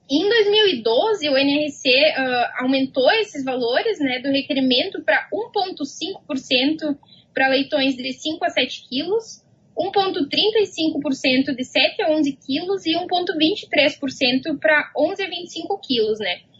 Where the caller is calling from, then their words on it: Manhattan, Kansas, United States; Estou em Manhattan, no Kansas.